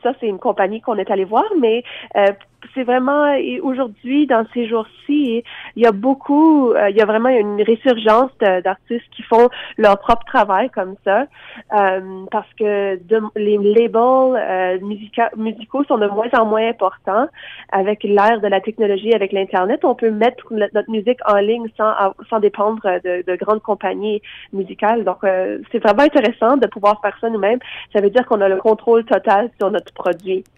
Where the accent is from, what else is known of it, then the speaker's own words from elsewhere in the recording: Lafontaine, Ontario, Canada; on vient du petit village de La Fontaine, donc à deux heures au nord de Toronto, dans la région de la baie Georgienne. Et puis, c'était euh, une enfance assez particulière